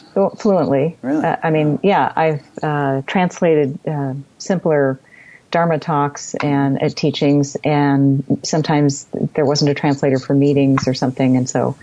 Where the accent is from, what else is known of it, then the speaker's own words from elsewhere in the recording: United States; being an American